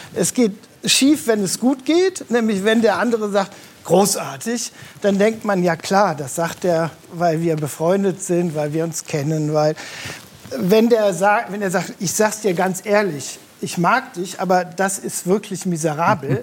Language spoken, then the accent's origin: German; Rhineland, Germany; ich bin ja im Rheinland geboren